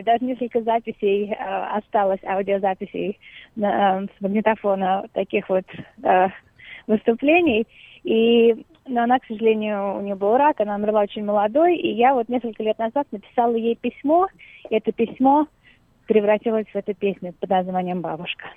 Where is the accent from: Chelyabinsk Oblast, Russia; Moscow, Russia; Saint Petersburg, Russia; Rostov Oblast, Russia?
Moscow, Russia; moved away; Я выросла, да, в Москве, совсем недалеко от Новодевичьего монастыря